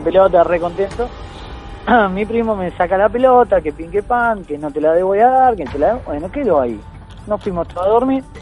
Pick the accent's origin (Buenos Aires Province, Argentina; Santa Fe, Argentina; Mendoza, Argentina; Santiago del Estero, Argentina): Buenos Aires Province, Argentina; Mar del Plata; mis viejos vivíamos en Capital, yo nací acá en Mar del Plata. Nos mudamos a Capital cuando yo tenía dos años. Eh, vivimos hasta el año 89 en Capital. Volvimos a Mar del Plata